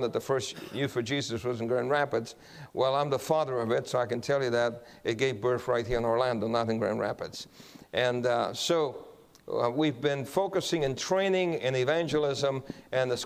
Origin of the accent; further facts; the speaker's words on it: Guam; I'm from Guam also.